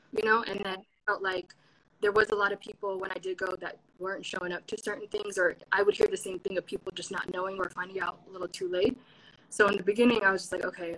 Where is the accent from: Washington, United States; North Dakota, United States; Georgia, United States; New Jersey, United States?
Washington, United States; Seattle; I'm from Seattle